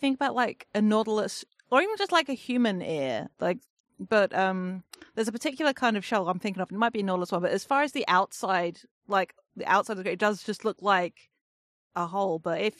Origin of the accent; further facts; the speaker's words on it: England, United Kingdom; I mean, I am English, so I am like probably 70% water-based creature at this point. Tiny, shitty little island that we are.